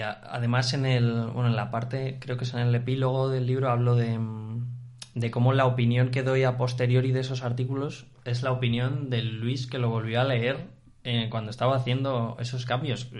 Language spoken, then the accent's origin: Spanish; Spain